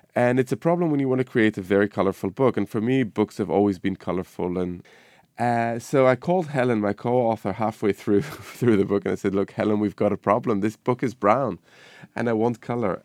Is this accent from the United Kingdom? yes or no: no; Israel; moved away; my childhood growing up in the Middle East, you know, in Israel